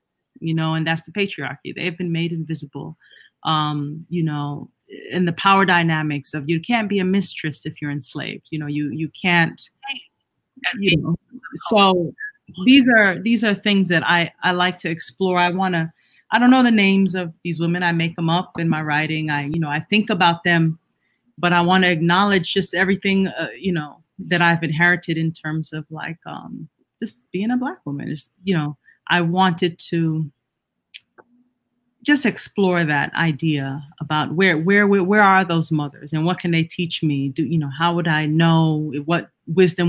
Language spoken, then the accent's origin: English; Jamaica; I'm Jamaican and a Caribbean too